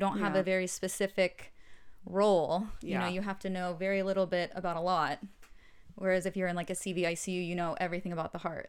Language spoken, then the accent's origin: English; Atlanta, Georgia, United States; moved away as an adult; now in Los Angeles, United States; I'm from Atlanta. I was born and grew up there. I went to school there, played soccer in college there.